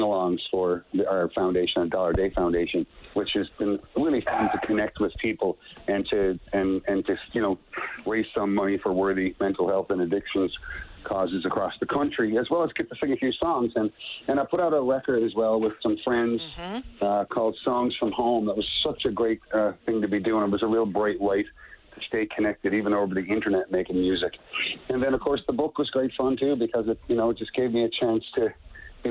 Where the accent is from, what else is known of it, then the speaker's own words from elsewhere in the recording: Petty Harbour, Newfoundland and Labrador, Canada; my very young life growing up in Petty Harbor, my little fishing town with like 500 people in it